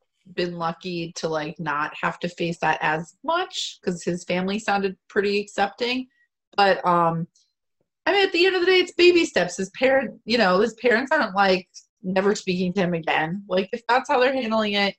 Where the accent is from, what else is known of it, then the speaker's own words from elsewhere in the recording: Florida, United States; moved away; I'm from Florida originally.